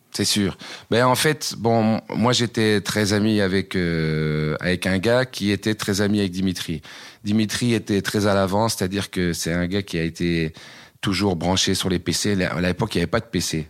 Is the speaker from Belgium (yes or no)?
yes; Uccle, Brussels-Capital Region, Belgium; also born or lived in Waterloo; Je suis pas né à Braine-l'Alleud, je suis né à Uccle